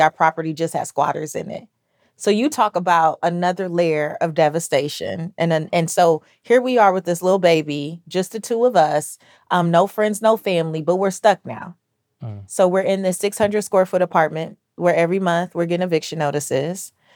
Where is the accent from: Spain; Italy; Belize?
Belize; I'm I'm Belizean, so I'm Central American